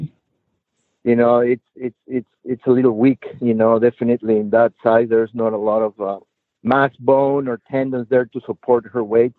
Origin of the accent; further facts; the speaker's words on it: Lima, Peru; I was born and raised in Lima, Peru